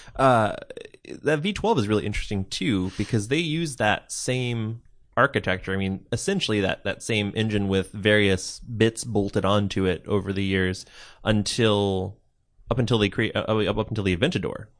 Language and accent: English; Pacific Northwest, United States; I'm from, I'm from the Pacific Northwest myself